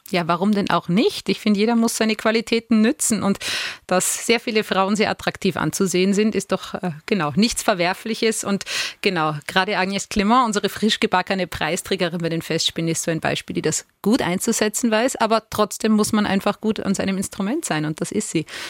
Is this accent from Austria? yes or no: yes; Vienna, Austria; in meine Heimat Wien